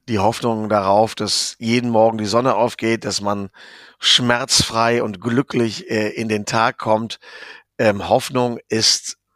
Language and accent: German; Rhineland, Germany; Ich bin Rheinländer, wie du weißt. Und äh, wir sind ja hier sowieso die Kalifornier Deutschlands.